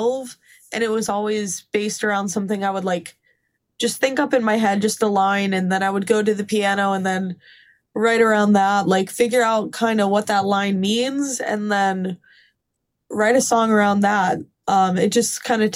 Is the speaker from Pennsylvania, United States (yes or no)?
yes; Scranton, Pennsylvania, United States; moved away as an adult; now in Nashville, United States; I'm from Scranton